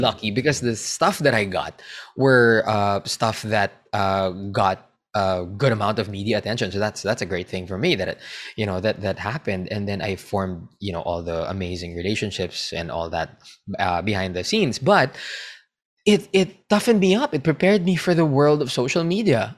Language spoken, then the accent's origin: English; Philippines; I'm a Filipino